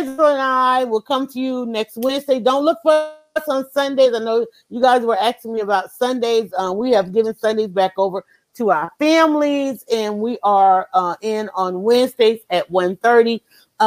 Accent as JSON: {"language": "English", "region": "the South", "country": "United States", "said": "we're from the South"}